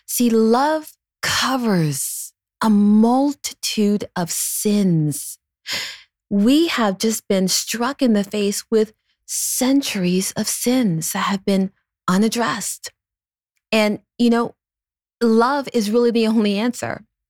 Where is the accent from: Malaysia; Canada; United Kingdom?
Canada; I'm a Canadian